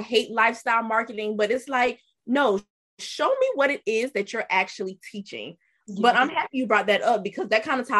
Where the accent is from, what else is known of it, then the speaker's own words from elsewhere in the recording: King Street, South Carolina, United States; I'm from King Street, South Carolina, which is a very small country town.